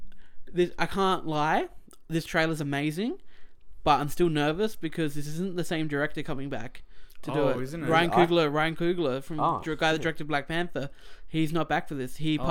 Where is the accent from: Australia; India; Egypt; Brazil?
Australia; we're Australian.